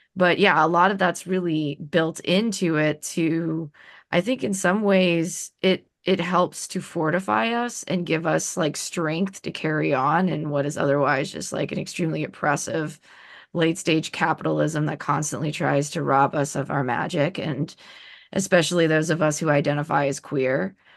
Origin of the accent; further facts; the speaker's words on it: New Orleans, Louisiana, United States; moved away as an adult; now in Oregon, United States; being white, but growing up in New Orleans